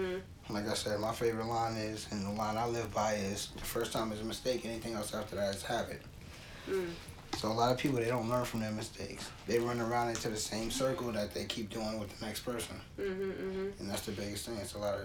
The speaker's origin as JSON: {"language": "English", "region": "the South", "country": "United States", "accent": "Southern", "said": "I'm from the South."}